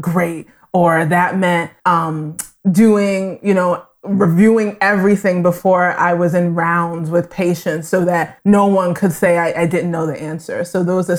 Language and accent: English; New York City, New York, United States; I grew up in Brooklyn and then was raised in Queens, New York